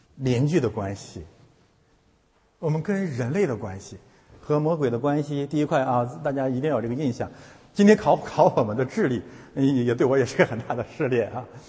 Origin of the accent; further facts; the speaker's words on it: China; moved away; 我们是从中国来的